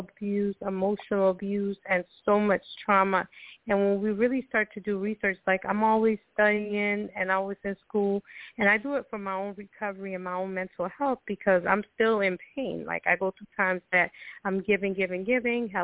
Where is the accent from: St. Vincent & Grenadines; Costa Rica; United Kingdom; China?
Costa Rica; now in United States; I'm originally from Costa Rica